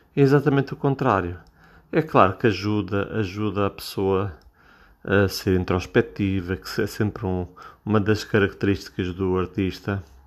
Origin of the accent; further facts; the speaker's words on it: Portugal; eu sou português, eu falo em português